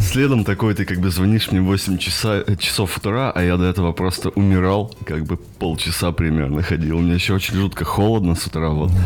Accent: a small town in the south of Perm Krai, Russia; now in Perm, Russia; живу сейчас в Перми, вообще из еще более маленького города на юге Пермского края

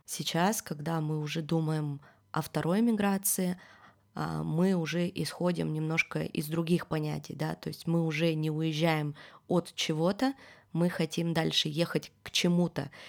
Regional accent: Yekaterinburg, Sverdlovsk Oblast, Russia; moved away as an adult; now in Georgia; до этого всю свою жизнь я прожила в одном городе

